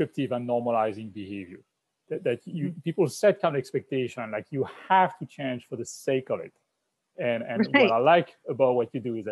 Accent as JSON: {"language": "English", "country": "France", "moved": "as an adult", "lives_now": "United States", "said": "as a French person living in the US, and I've been living in the US for 20 years, I'm now an American citizen"}